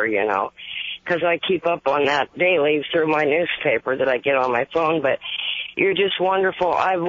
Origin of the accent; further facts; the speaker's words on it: Oregon, United States; moved away as an adult; now in Palo Alto, United States; I'm originally from Oregon.